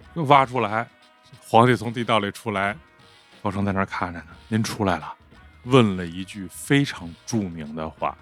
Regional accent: Beijing, China; accent: Beijing dialect; 咱说北京话

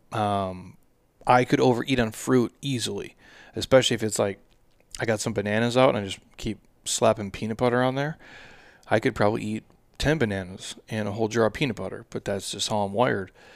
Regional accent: Midwest, United States; I'm from the Midwest

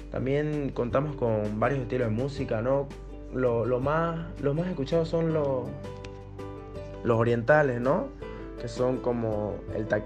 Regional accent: Bolivia; Yo como boliviano estoy orgulloso de mi país.

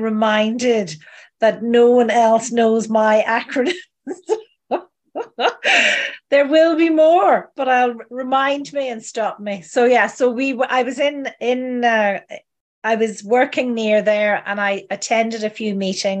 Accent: Donegal, Ulster, Ireland; also born or lived in London; now in Cork, Ireland; I come from Donegal, but I am a plastic paddy. So I was born in London to Irish parents, been raised the Irish way, and we moved back in the 70s to a little island off the coast of Donegal

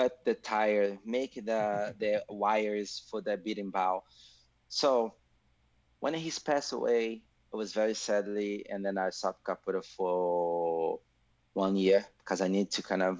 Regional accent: Salvador, Bahia, Brazil; English is a second language; moved away; I'm from Brazil, Salvador, Bahia

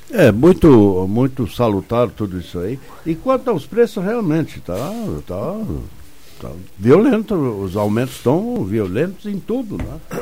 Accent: Brazil; quando era guri, lá em Trombuto.

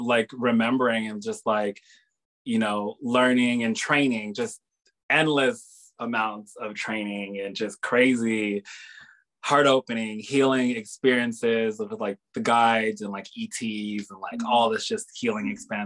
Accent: Hawaii, United States; So I grew up here in Hawaii, mm-hmm. on another island, in Oahu, because my father was in the military.

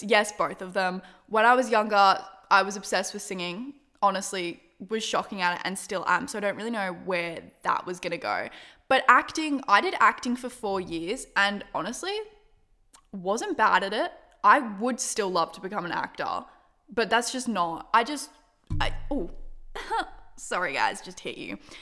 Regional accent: Australia; I'm Australian

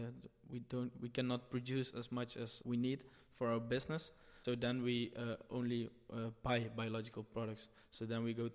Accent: Nederweert, Limburg, Netherlands; I'm from Limburg, the south of the Netherlands, a small village called Nederweert.

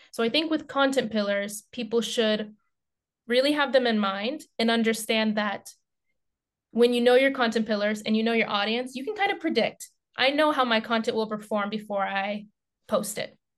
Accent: United States; now in Finland; an active life in Finland as an American

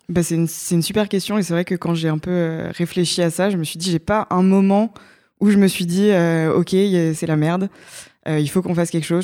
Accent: Évreux, Normandy, France; moved away as an adult; also born or lived in Grenoble; now in Paris, France; j'ai fait tout mon lycée et, et, toute mon enfance en Normandie, à Évreux

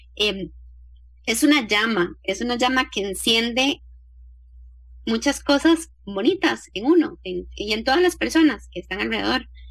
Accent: Costa Rica; nací en el Hospital México

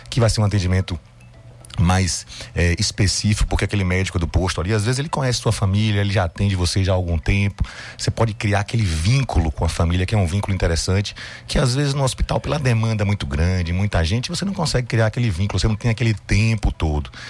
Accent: Salvador, Bahia, Brazil; born there; nasci em Salvador.

